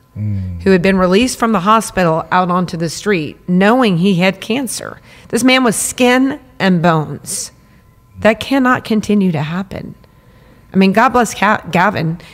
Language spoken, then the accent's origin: English; San Antonio, Texas, United States; being born and raised in San Antonio, I feel like my DNA is here.